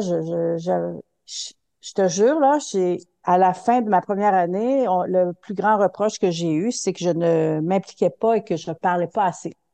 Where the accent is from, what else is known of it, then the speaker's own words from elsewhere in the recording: Quebec City, Quebec, Canada; je viens de la ville de Québec